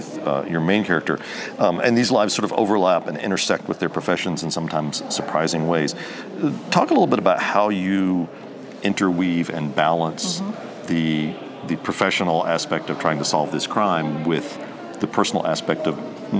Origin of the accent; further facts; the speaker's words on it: United States; as an American reader